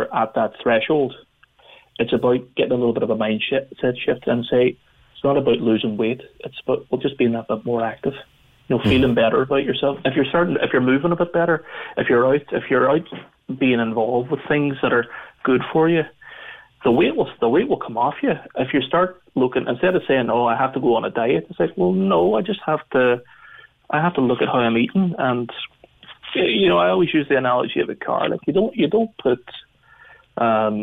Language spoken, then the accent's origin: English; Northern Ireland, United Kingdom; growing up in Northern Ireland